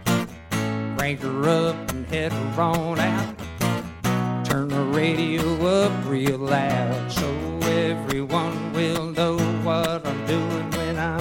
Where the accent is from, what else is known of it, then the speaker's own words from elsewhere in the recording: Treasure Coast, Florida, United States; also born or lived in Nashville; I grew up on the Treasure Coast, and we were living in Vero Beach.